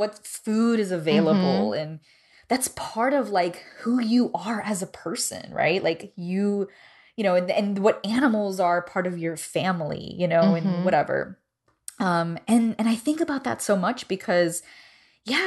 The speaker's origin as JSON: {"language": "English", "town": "Miami", "region": "Florida", "country": "United States", "tie": "born or raised there", "moved": "yes", "lives_now": "Nashville, United States", "said": "where I was raised was right outside of Little Havana"}